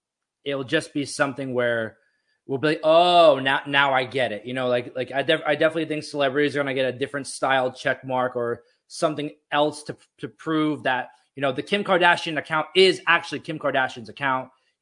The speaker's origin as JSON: {"language": "English", "region": "New Jersey", "country": "United States", "tie": "born or raised there", "said": "I had a friend that I grew up with here in New Jersey"}